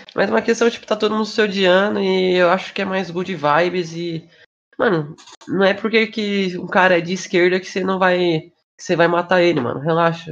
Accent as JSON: {"language": "Portuguese", "country": "Brazil", "said": "como brasileiro"}